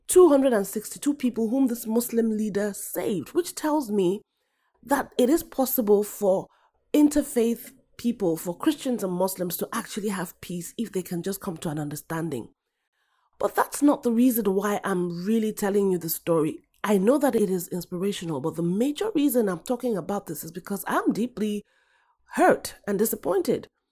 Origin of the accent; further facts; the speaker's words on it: Nigeria; I'm African, I'm Nigerian